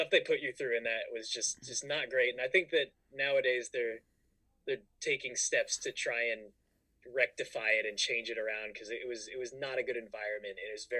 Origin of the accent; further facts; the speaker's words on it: Bay Area, Northern California, United States; moved away as an adult; also born or lived in Orange County, California; now in Burbank, United States; I grew up in Northern California in like the Bay Area.